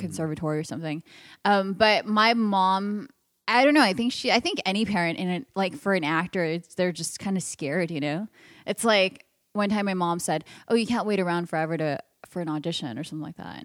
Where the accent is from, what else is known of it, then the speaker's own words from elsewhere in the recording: Los Angeles, California, United States; I'm from L A, born and raised